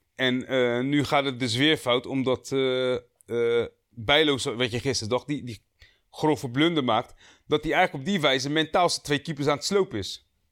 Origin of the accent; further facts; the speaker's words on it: Rotterdam, South Holland, Netherlands; we zijn alle drie geboren en getogen in Rotterdam